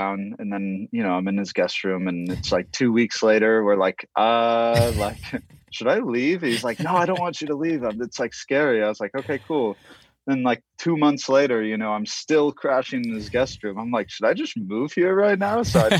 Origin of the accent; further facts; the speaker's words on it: Bay Area, California, United States; now in Los Angeles, United States; Italian, but I'm fifth generation from California, from the Bay Area.